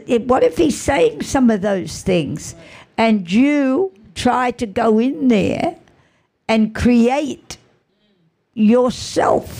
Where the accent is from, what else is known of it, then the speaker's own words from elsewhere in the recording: Australia; I'm Australian